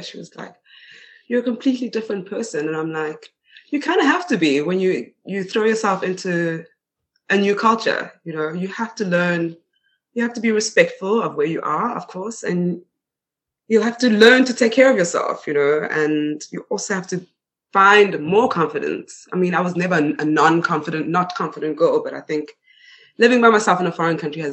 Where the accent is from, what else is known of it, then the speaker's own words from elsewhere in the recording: Johannesburg, Gauteng, South Africa; first language Swedish; moved away as an adult; also born or lived in Stockholm, Sweden / Spain; now in Borlänge, Sweden; I was born in Stockholm and I grew up in Johannesburg